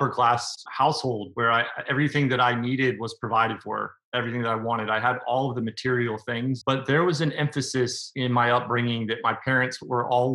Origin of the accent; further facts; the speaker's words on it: Nashville, Tennessee, United States; I'm from Nashville, Tennessee.